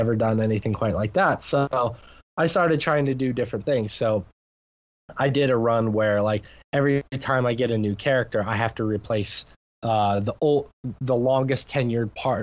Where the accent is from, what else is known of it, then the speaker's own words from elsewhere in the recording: United States; being American